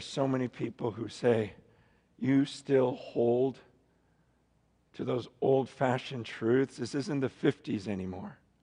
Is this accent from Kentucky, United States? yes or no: no; Stockton, California, United States; born or raised there; also born or lived in San Francisco, California